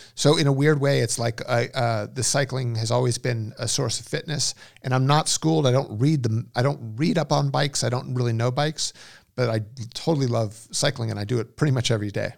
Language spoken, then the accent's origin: English; Westlake Village, California, United States; also born or lived in Los Angeles; I grew up in Westlake Village, which is the s, west, far west end of the San Fernando Valley.